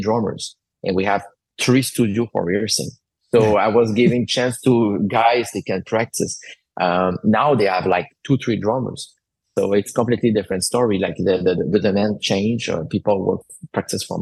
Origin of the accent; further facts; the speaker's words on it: Alma, Quebec, Canada; I was in my hometown, so it was in Alma